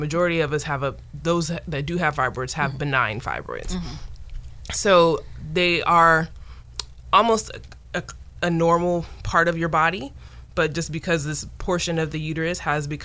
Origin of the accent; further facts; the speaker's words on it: Modesto, California, United States; also born or lived in Sacramento, California; I've born and raised in California, from Modesto, grew up in Modesto and left for school and came back, and this is my area.